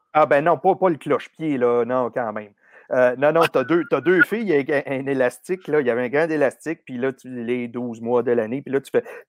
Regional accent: Boucherville, Quebec, Canada; je suis né à Boucherville, grandi dans le vieux village près du fleuve

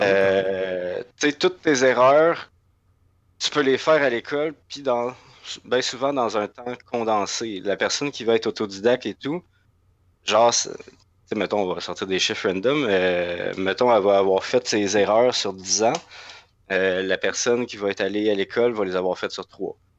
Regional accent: Laurentides, Quebec, Canada; moved away as an adult; also born or lived in Gatineau, Canada; now in Montreal, Canada; j'ai grandi dans, dans Laurentide, puis la migration vers la grande ville s'est faite avec les études

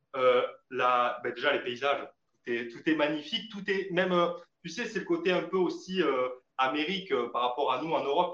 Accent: France; chez nous en France

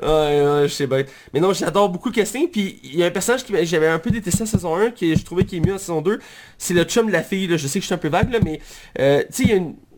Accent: Quebec, Canada; je suis québécois.

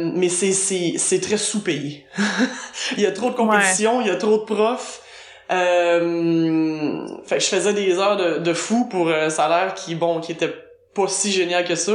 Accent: South Shore of Montreal, Quebec, Canada; accent: Québécois; moved away as an adult; also born or lived in United States; now in Berlin, Germany; je suis québécoise évidemment, ça s'entend. je suis l'origine de la rive sud de Montréal. Ben, à l'origine, je dis parce que j'étais là jusqu'à l'âge de 12 ans.

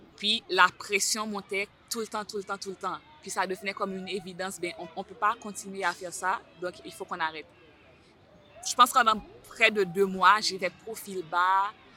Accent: Haiti; moved away as an adult; also born or lived in Terrebonne, Canada; now in Montreal, Canada; Je viens d'Haïti, ça fait environ trois ans et demi que j'habite ici.

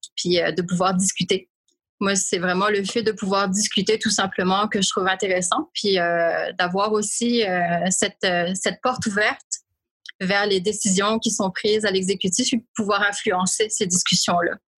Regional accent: Réunion; moved away as an adult; now in Montreal, Canada; je suis originaire de l'île de la Réunion, qui est un département français situé dans l'océan Indien. Ça fait 21 ans cette année que je vis à Montréal.

